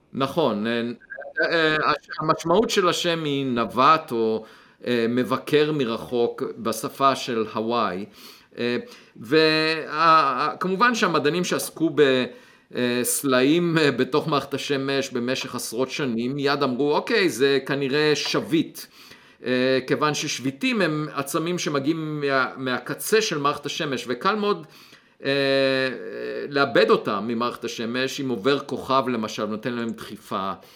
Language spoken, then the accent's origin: Hebrew; Beit Hanan, Central District, Israel; moved away; אני נולדתי במושב בית חנן, אה, גדלתי, אה, בילדותי אספתי ביצים